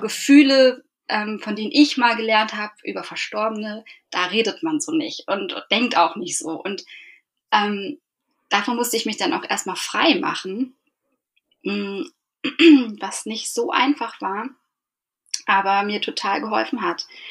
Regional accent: Eckernförde, Schleswig-Holstein, Germany; now in Hamburg, Germany; ursprünglich komme ich aber aus Eckernförde und bin dort mit meiner Mutter und meinem Bruder aufgewachsen

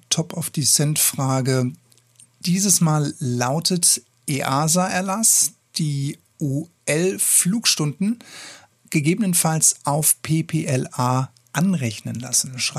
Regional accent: Bavaria, Germany; born there; weil ich bin in der Nähe von Aschaffenburg geboren worden. Ich bin also ein gebürtiger Unterfranke.

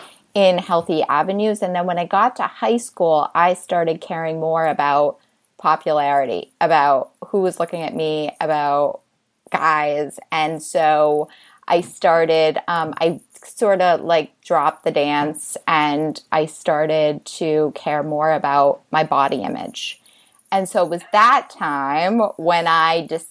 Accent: Boston, Massachusetts, United States; now in New York City, United States; I grew up in Boston

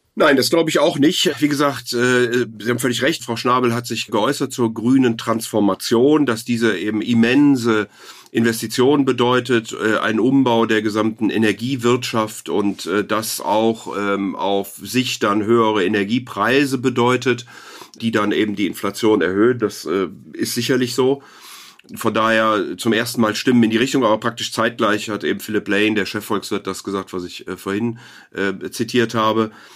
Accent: Rhineland, Germany; als Rheinländer hier

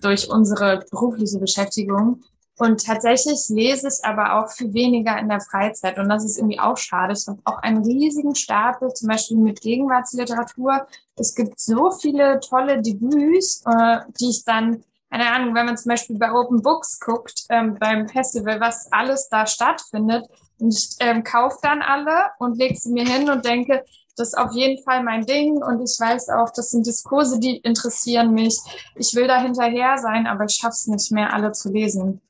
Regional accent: East Germany, Germany; moved away as an adult; also born or lived in Frankfurt am Main; ich bin äh, in der DDR noch geboren und dann in Ostdeutschland aufgewachsen

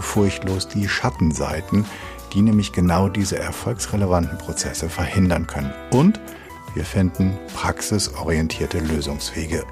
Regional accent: Hamelin, Lower Saxony, Germany; ich komme aus der Rattenfängerstadt

